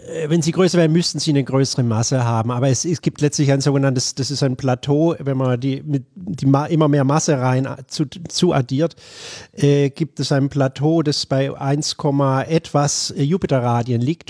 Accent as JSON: {"language": "German", "town": "Bad Mergentheim", "region": "Baden-Württemberg", "country": "Germany", "tie": "born or raised there", "also_born_or_lived": "Würzburg / Buffalo, New York / Albuquerque, New Mexico", "moved": "as an adult", "lives_now": "Tenerife, Spain", "said": "Ich bin in Bad Mergentheim im Norden von Baden-Württemberg aufgewachsen"}